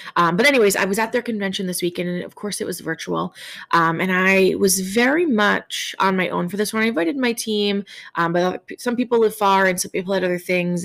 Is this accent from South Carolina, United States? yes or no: no; New York, United States; as a New Yorker